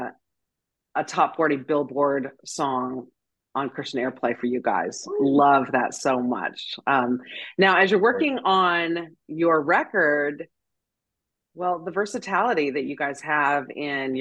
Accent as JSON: {"language": "English", "region": "Montana", "country": "United States", "tie": "born or raised there", "moved": "yes", "said": "I just got back from Montana, and that's where I'm born and raised."}